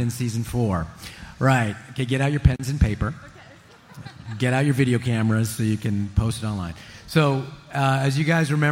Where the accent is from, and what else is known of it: Montreal, Quebec, Canada; born or raised there; also born or lived in Regina, Saskatchewan